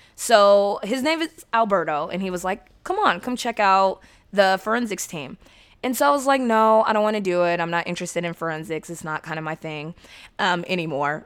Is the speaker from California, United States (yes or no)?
yes; San Diego, California, United States; I'm from San Diego